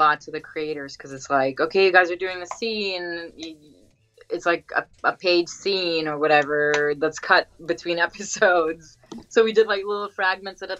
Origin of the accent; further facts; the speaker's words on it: New York City, New York, United States; moved away; I grew up in Queens